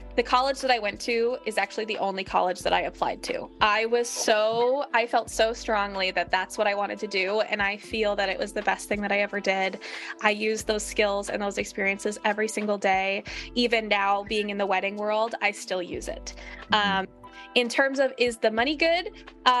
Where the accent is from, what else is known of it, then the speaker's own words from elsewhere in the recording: Minnesota, United States; I grew up in Minnesota